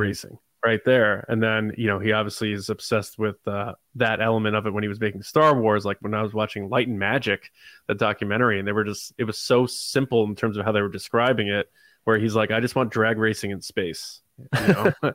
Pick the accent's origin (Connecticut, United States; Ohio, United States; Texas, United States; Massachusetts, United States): Connecticut, United States; I'm from Connecticut